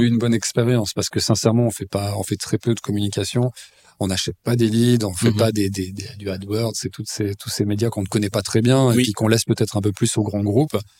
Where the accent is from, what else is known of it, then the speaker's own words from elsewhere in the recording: Lausanne, Vaud, Switzerland; also born or lived in Épalinges; je suis né à Lausanne, j'ai grandi dans cette ville, une ville que je connais très bien